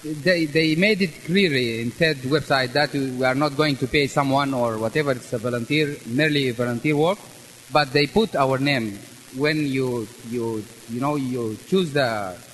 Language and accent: English; Sudan; now in South Korea; I'm from Sudan. And I live in South Korea.